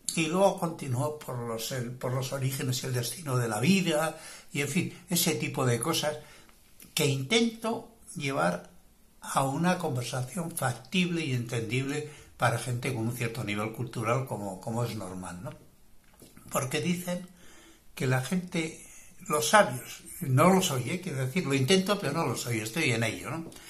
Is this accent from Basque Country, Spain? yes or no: yes; Bilbao, Basque Country, Spain; now in Marbella, Spain; aunque me origen desde del norte de España, soy bilbaíno